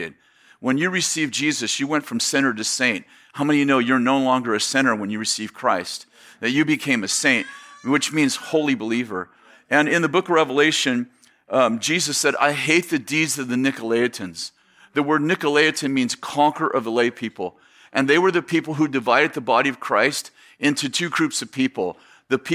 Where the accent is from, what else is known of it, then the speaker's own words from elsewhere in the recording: San Jose, California, United States; moved away as an adult; also born or lived in Weaverville, California; I grew up in the Bay Area in San Jose, Sunnyvale area